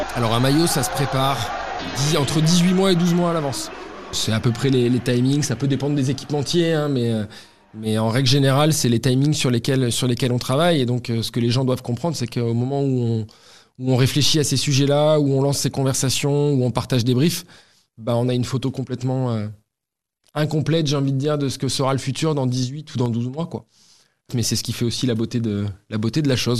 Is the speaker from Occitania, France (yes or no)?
yes; Toulouse, Occitania, France; also born or lived in Cergy-Pontoise, France; je suis né à sergy pontoise dans le 95. Euh, euh, mais la réalité des choses, c'est que tout le monde croit que je suis né à Toulouse, puisque je suis arrivé à l'âge de 2 ans